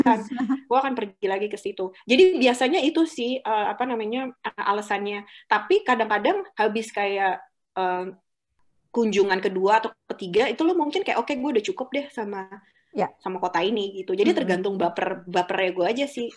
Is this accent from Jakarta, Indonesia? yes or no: yes; Jakarta, Indonesia; kita orang Jakarta yang biasa macet-macetan